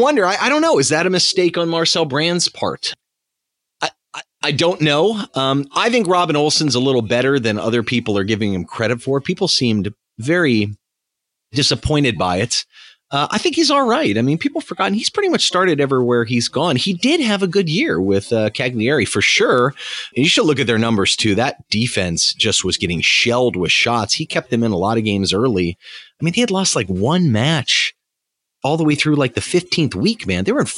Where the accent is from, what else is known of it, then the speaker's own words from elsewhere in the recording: United States; being an American